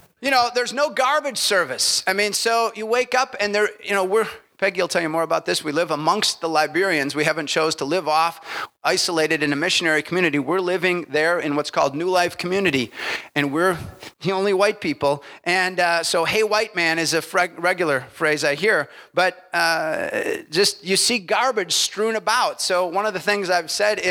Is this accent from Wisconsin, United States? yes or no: yes; Milwaukee, Wisconsin, United States; I'm from Milwaukee.